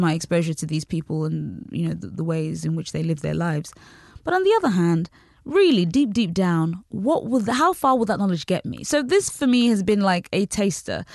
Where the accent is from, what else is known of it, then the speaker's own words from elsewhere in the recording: United Kingdom; also born or lived in Nigeria; I, I grew up in Britain. and also in Nigeria